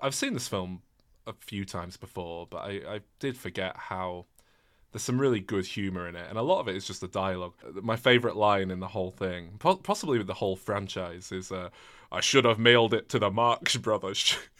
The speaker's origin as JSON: {"language": "English", "region": "England", "country": "United Kingdom", "said": "I'm English."}